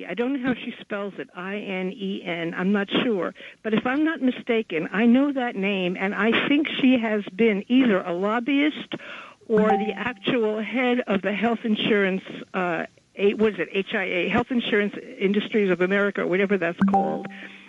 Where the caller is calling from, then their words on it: Manhattan, New York, United States; Oh, hi. Yes, it's … from Manhattan.